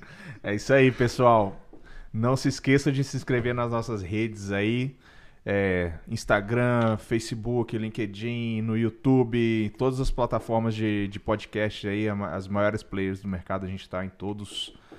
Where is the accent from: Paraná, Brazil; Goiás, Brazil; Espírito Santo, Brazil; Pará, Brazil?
Espírito Santo, Brazil; moved away as an adult; also born or lived in Ouro Preto / Vitória / São Paulo; now in Canada; eu sou capixaba